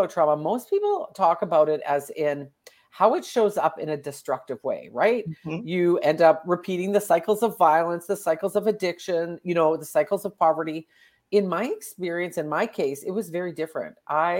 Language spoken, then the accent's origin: English; Alberta, Canada; Okay, I am from Canada. Right now I'm in Alberta, Canada. It's the prairies.